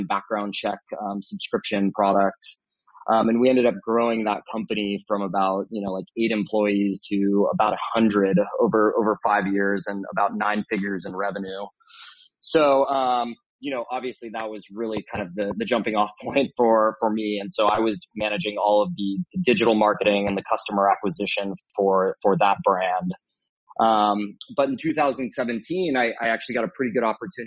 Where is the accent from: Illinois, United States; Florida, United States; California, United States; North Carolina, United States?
California, United States; San Diego; I grew up in San Diego, California.